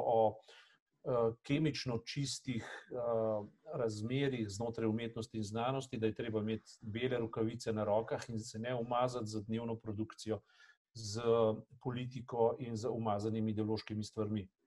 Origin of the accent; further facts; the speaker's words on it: Slovenia; smo bili lahko ponosni na to, da smo Slovenci